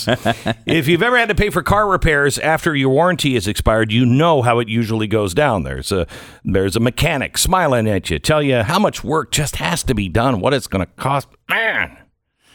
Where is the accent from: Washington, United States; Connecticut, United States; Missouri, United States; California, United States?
Washington, United States; I grew up in Washington State